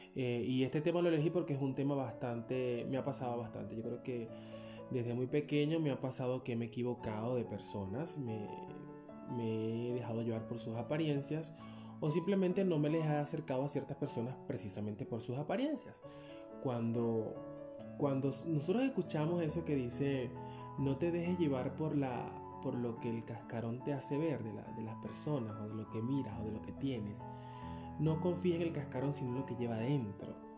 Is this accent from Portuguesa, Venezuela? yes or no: no; Upata, Bolívar, Venezuela; moved away as an adult; also born or lived in El Palmar, Bolívar, Venezuela; nos mudamos de mi pueblo de nacimiento, que es el Palmar Estado Bolívar, Venezuela. Nos mudamos desde ese pueblo hasta la ciudad de Upata, donde desde los 8 años viví yo en Upata, hasta los 27 que emigré